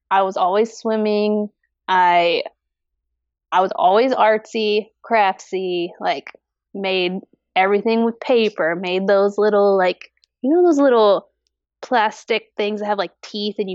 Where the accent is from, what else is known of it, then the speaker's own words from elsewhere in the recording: Georgia, United States; also born or lived in Washington; so I I was an army kid growing up, so I was actually born in Washington state. Okay. But but I lived in Georgia from middle school through co